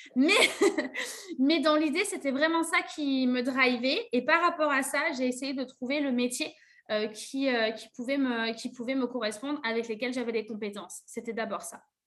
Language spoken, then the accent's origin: French; Bergerac, Nouvelle-Aquitaine, France; moved away as an adult; also born or lived in Paris region; now in Bergerac, France; chez moi, à Bergerac, dans l'hôtellerie-restauration, c'est très compliqué de trouver un poste.